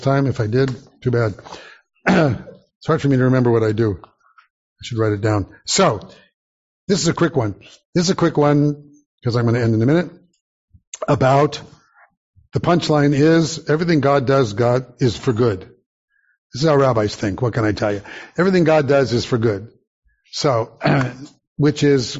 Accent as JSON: {"language": "English", "town": "Santa Monica", "region": "California", "country": "United States", "tie": "born or raised there", "said": "growing up in Santa Monica, going to Beth Shalom Synagogue, 19th in California"}